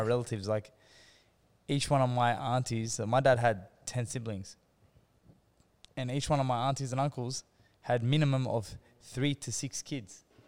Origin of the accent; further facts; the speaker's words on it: Sydney, New South Wales, Australia; also born or lived in Hurstville / Kogarah; my father he bought a convenience store in Engadine, which is in the Sutherland Shire, towards mm. Cronulla and Sutherland and all them areas, and um, basically we were there for years on end, like I basically grew up there